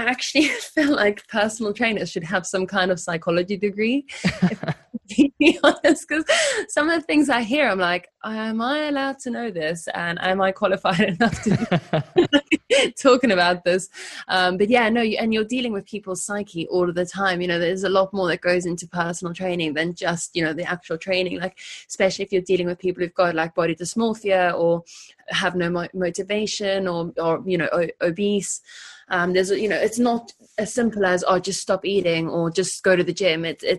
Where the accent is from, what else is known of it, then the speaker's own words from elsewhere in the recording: South Africa; moved away as an adult; now in London, United Kingdom; And then I came to London when I was 19 from South Africa.